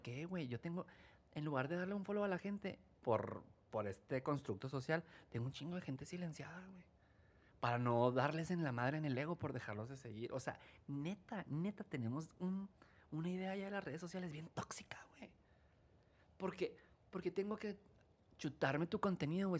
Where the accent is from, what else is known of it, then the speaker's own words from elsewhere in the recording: Chihuahua, Mexico; soy del norte, pero no te decía, soy norteño